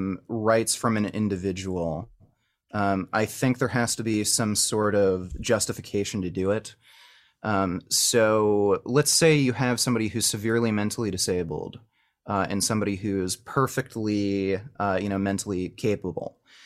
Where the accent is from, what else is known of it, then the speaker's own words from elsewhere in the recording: Canada; I'm from Canada.